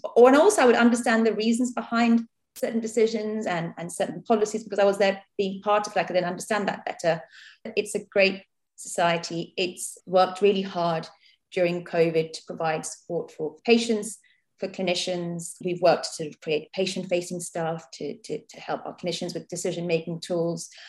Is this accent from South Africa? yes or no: no; Mumbai, Maharashtra, India; now in Southampton, United Kingdom; I grew up in India. I was born in, in Bombay